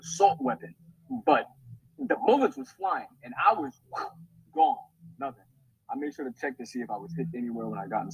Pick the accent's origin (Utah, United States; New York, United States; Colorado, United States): New York, United States; New York City; now in Philadelphia, United States; me, I'm from New York City, from Queens, New York